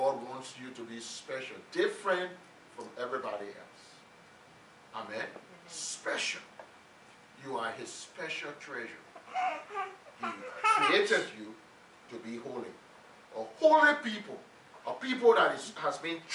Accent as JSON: {"language": "English", "country": "Liberia", "tie": "born or raised there", "said": "When we were growing up in Liberia"}